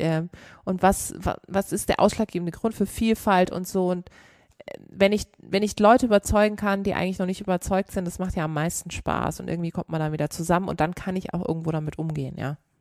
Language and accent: German; Karlsruhe, Baden-Württemberg, Germany; ich komme aus Karlsruhe